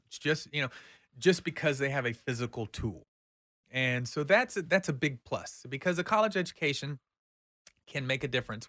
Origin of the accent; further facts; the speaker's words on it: United States; we are Americans